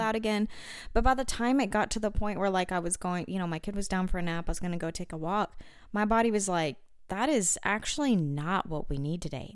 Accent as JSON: {"language": "English", "region": "Arkansas", "country": "United States", "said": "I'm from Arkansas"}